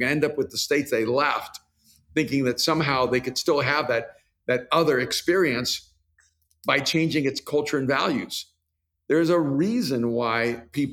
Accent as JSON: {"language": "English", "country": "El Salvador", "moved": "yes", "said": "I'm from El Salvador, so we use the word nieve for ice cream and snow"}